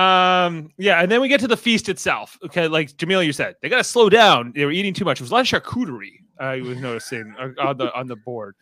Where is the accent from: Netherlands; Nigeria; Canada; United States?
Canada; It's where I'm from too